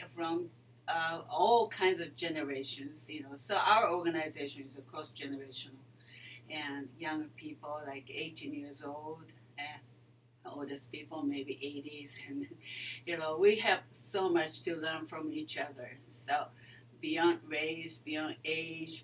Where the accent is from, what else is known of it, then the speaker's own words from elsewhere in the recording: Japan; moved away as an adult; also born or lived in Tokyo / Minnesota; now in United States; I'm originally from Japan. And I've been living here for 30 years or so